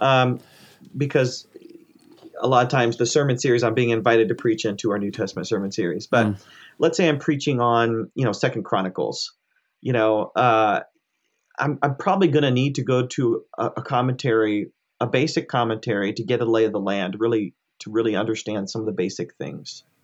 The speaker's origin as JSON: {"language": "English", "country": "United States", "tie": "born or raised there", "said": "I grew up in America. I was born and raised in America, but my parents are immigrants from India."}